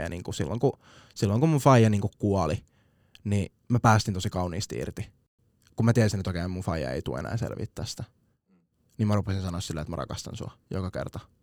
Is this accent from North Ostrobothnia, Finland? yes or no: no; Vantaa, Uusimaa, Finland; Tapulin kasvatti